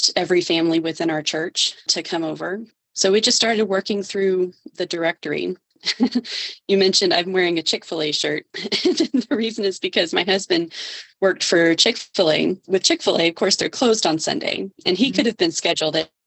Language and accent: English; Georgia, United States; moved away as an adult; now in Texas, United States; I grew up in Georgia and migrated to Texas when he and I got married